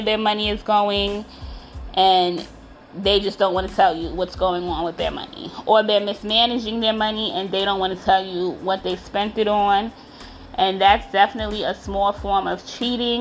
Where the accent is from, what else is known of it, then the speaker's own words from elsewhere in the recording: New York, United States; I'm from New York. You know we love coffee over here